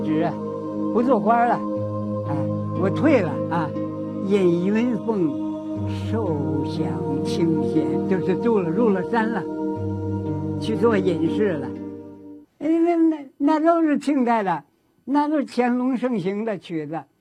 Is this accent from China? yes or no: yes; China; 我们作为一个中国人